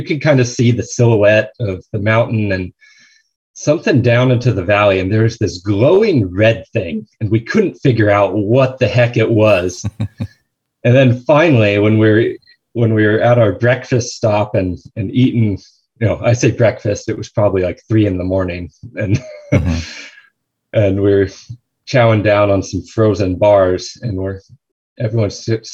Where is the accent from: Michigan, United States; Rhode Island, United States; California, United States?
California, United States; San Luis Obispo; I grew up in San Luis Obispo, and we would hike up Bishop's Peak, our local mountain there